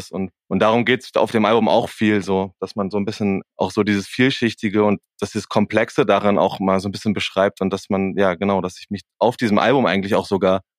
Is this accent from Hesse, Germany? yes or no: no; Erfurt, Thuringia, Germany; Aus Erfurt.